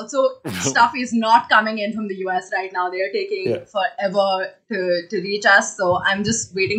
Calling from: India; I'm calling from India.

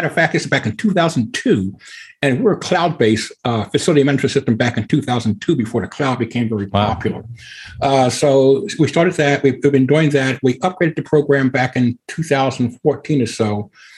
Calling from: Evansville, Indiana, United States; Evansville, Indiana, about down in the southwest corner of Indiana, where Illinois, Kentucky, and Indiana come together.

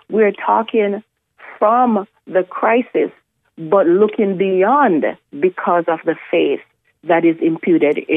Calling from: Richmond, Virginia, United States; I'm listening from Richmond.

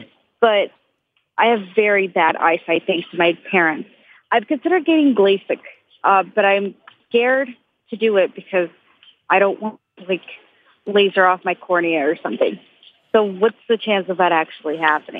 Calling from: New York, United States; I'm calling from New York.

